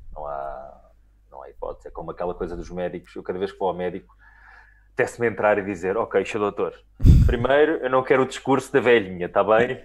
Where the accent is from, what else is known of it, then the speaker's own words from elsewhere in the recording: Lisbon, Portugal; eu mal ou bem sou muito lisboeta e tive uma educação muito lisboeta.